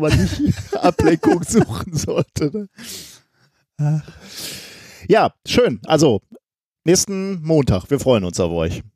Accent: Germany; als Deutsche

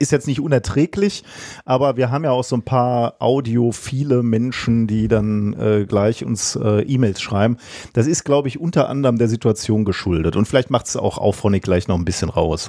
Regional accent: Germany

